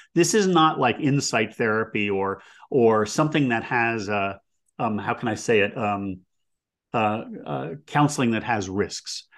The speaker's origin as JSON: {"language": "English", "country": "United States"}